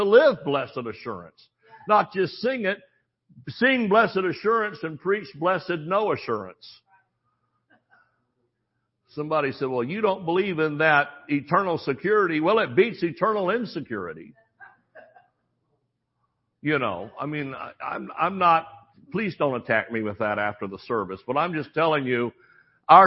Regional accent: the South, United States; We don't put the G on when we're from the South

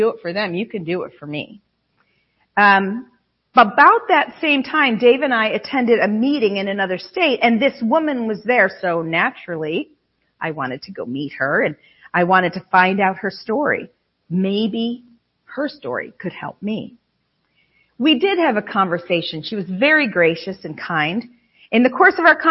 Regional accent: Western New York State, United States; we're from Western New York State.

